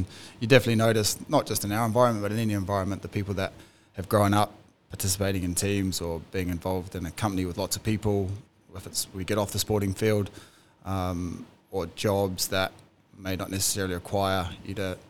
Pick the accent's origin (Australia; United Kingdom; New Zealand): New Zealand; moved away as an adult; growing up in New Zealand